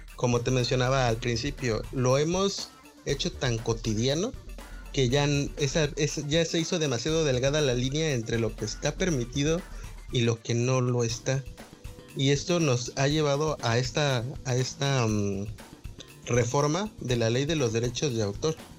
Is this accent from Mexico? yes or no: yes; Mexico; somos de México